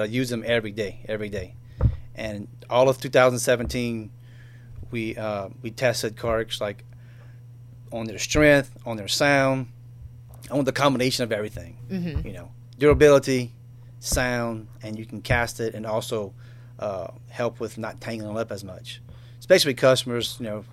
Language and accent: English; Cut Off, Louisiana, United States; I grew up in Cutoff, and I went to South Lafourche High School, graduated in 1993